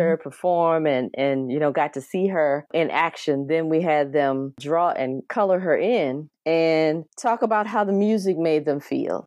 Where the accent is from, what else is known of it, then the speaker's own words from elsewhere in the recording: South Carolina, United States; an elementary school in my hometown of South Carolina